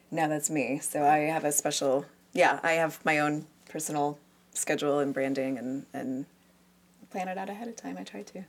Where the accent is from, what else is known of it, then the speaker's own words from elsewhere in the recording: United States; I'm an American